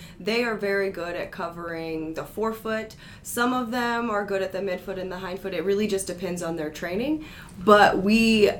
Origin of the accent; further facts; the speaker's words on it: Decatur, Illinois, United States; moved away as an adult; also born or lived in Miami / Seattle / St. Louis; now in Las Vegas, United States; born and raised in Decatur, Illinois